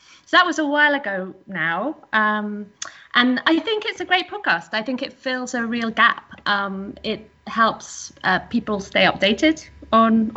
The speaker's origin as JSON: {"language": "English", "region": "England", "country": "United Kingdom", "moved": "yes", "lives_now": "Netherlands", "said": "I'm English."}